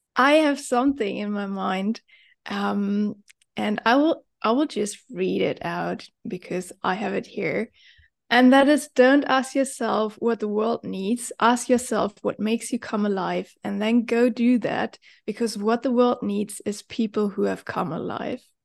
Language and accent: English; Germany; moved away as an adult; now in Bali, Indonesia; I am originally from Germany